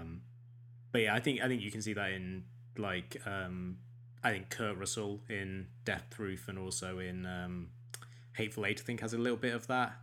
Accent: England, United Kingdom; we're both English

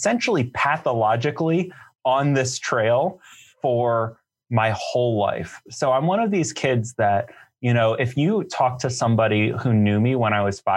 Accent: New York City, New York, United States; I grew up in Manhattan

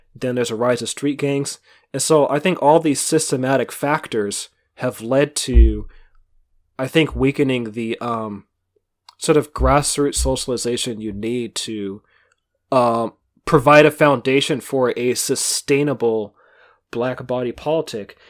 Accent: Bay Area, California, United States; growing up in the Bay Area, like, twenty years ago

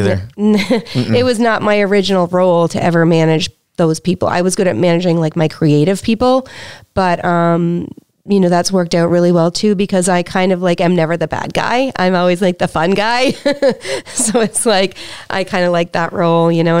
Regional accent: Prince Edward Island, Canada; moved away; I'm from Prince Edward Island.

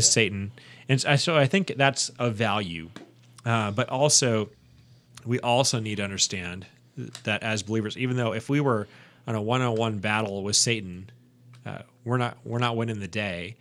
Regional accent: United States; as an American

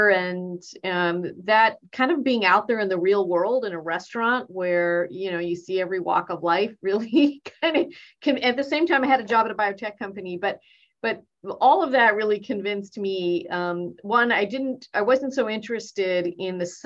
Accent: Boston, Massachusetts, United States; born there; Okay, I was born in Boston, Massachusetts and my parents were immigrants from India.

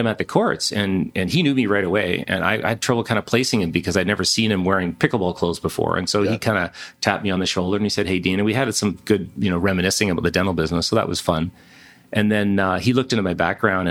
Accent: Ladner, British Columbia, Canada; also born or lived in Victoria, British Columbia; now in Kelowna, Canada; I was born in Victoria, grew up in Ladner in Vancouver, a little fishing village.

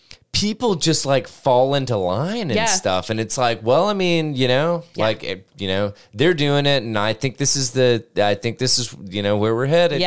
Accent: Tennessee, United States; oh, we're from Tennessee.

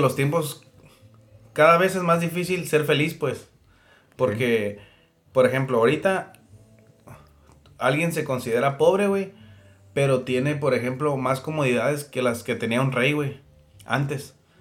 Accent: Yuma, Arizona, United States; nunca salí de Yuma

